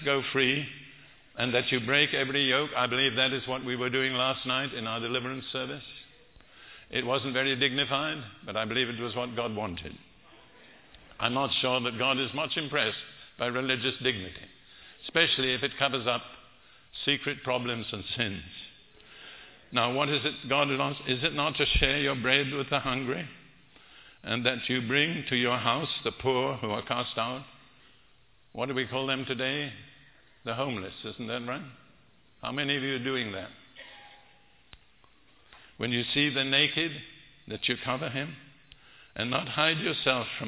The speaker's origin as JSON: {"language": "English", "country": "United Kingdom", "moved": "yes", "lives_now": "United States", "said": "I'm British"}